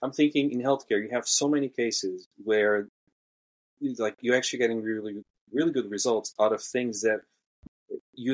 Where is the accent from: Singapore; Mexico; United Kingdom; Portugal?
Portugal; I'm from Portugal